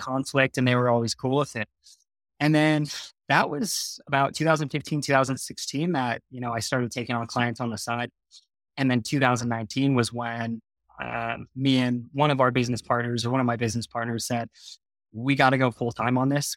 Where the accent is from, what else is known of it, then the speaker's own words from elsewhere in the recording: Murrieta, California, United States; moved away as an adult; now in Utah, United States; I was born and raised in Southern California, as you mentioned earlier. So a place that not a lot of people have heard of is called Marietta.